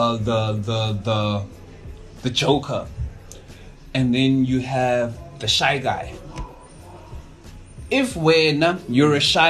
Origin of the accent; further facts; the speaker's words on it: Cape Town, Western Cape, South Africa; I grew up in Mandalay